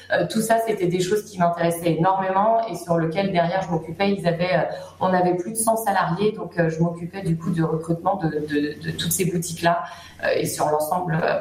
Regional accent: Brittany, France; moved away as an adult; also born or lived in Paris; now in Troyes, France; je suis bretonne d'origine

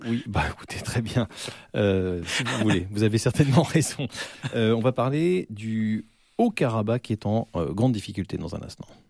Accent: France; je suis un Français moyen

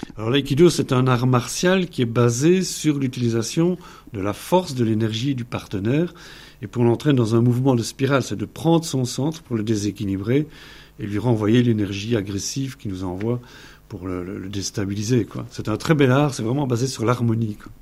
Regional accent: Belgium; je viens de Belgique

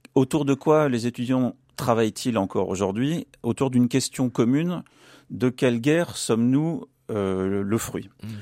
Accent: France; ici chez nous en France

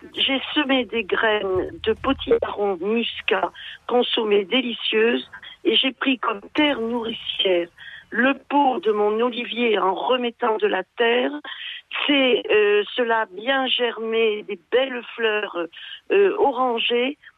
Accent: Gard, Occitania, France; je suis originaire du Gard, et de petites communes proches de l'Ardèche

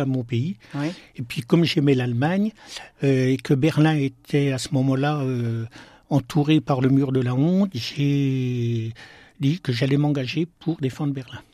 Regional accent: Besançon, Bourgogne-Franche-Comté, France; also born or lived in Plombières-lès-Dijon, Burgundy; moi je suis né en Bourgogne, mais euh, j'ai toujours vécu en Franche-Comté et à Besançon

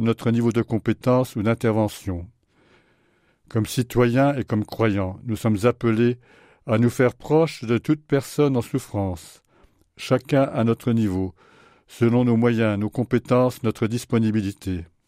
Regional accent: France; Chez nous, en France

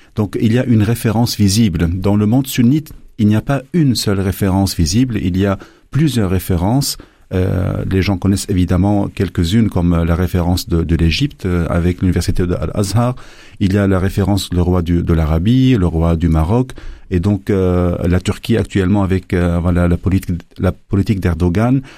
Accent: Lebanon; moved away as an adult; now in Belgium; je viens du Liban

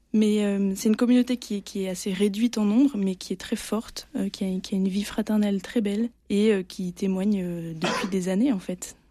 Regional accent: Provence-Alpes-Côte d'Azur, France; now in Marseille, France; je suis provençale, ce qui est très différent d'être marseillais

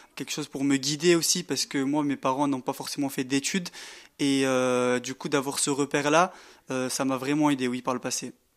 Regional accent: Marseille, Provence-Alpes-Côte d'Azur, France; moved away as an adult; now in Grenoble, France; Je suis moi-même issu donc des, des, quartiers populaires, je viens de Marseille

